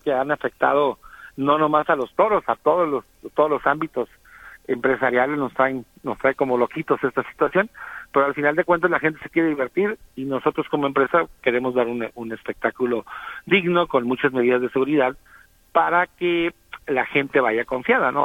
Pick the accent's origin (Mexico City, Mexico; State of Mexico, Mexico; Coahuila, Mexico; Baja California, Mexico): Baja California, Mexico; Tijuana; Yo tengo el orgullo de ser tijuanense de, de abuelos.